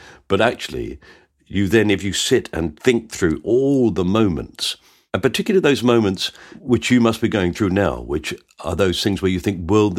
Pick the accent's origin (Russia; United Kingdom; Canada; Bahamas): United Kingdom; southern England; But I'm from the South.